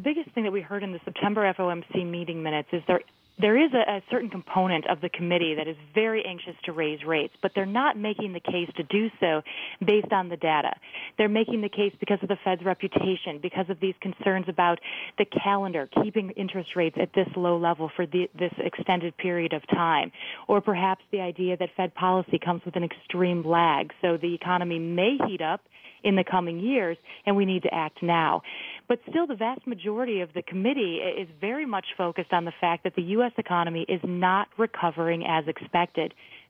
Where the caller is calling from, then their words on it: New York City, New York, United States; Right now, I'm calling from New York City.